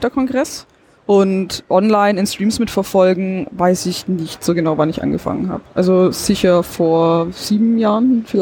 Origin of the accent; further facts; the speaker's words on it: Baden-Württemberg, Germany; Genau, ich bin aus der Ulmer Umgebung. Da habe ich auch studiert Informatik